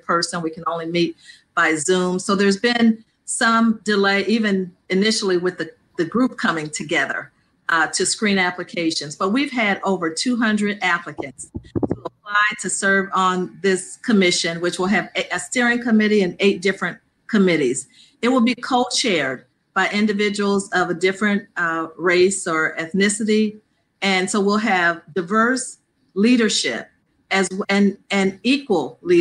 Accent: Peoria, Illinois, United States; I'm a Southside alumni because I grew up on the South Side and now I live on the North Side, the furthest, you know, to the north of Peoria

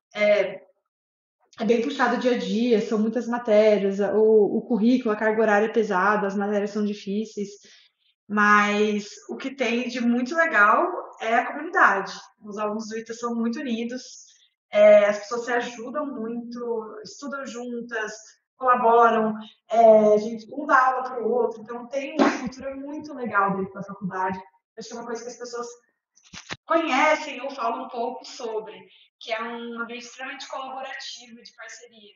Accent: São José dos Campos, São Paulo, Brazil; moved away as an adult; also born or lived in United States; sou joseense lá, lá da minha terra, São José dos Campos

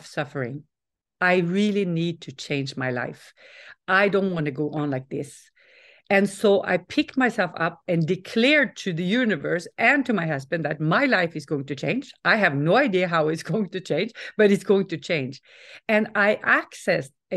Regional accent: Norway; moved away; also born or lived in Stockholm, Sweden / California, United States / the Alps; I'm Norwegian, but we moved from Stockholm to California

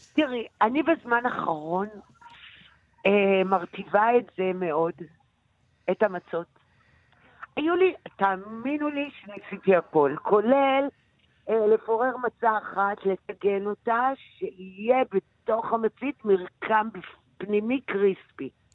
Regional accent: Jerusalem, Jerusalem District, Israel; בירושלים, של הבית של בית הוריי

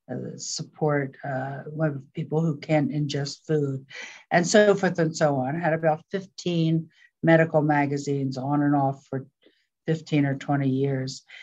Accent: Philadelphia, Pennsylvania, United States; moved away as an adult; also born or lived in California; Philadelphia, and when I was 18, I ran away from home and ran to California.

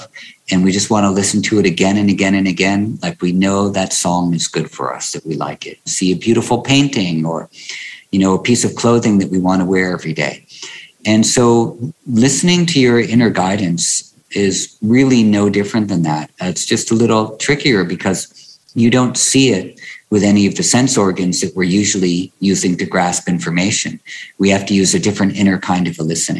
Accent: New York City, New York, United States; I grew up in New York City in Greenwich Village

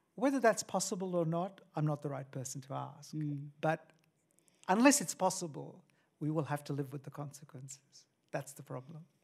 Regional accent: India; moved away; I come from India

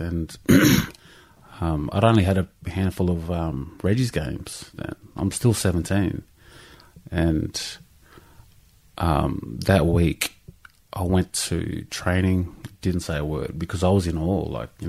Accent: Canberra, Australian Capital Territory, Australia; born there; I was born in Canberra.

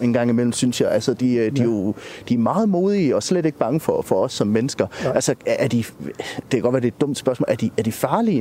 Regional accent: Aarhus, Central Denmark Region, Denmark; jeg kommer selv fra Aarhus

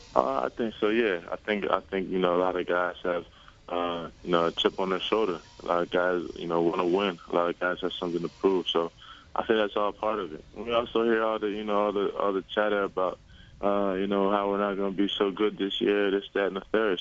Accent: Villanova, Pennsylvania, United States; Villanova. That was my hometown school

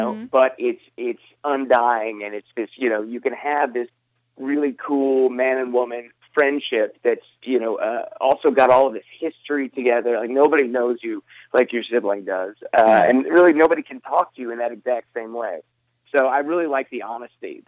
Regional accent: Shreveport, Louisiana, United States; my hometown of Shreveport, Louisiana

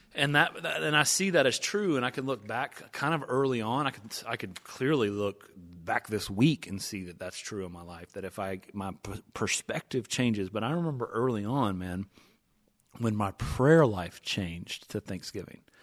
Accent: East Tennessee, United States; I'm from East Tennessee, uh, gone to Dollywood numerous times, season tickets

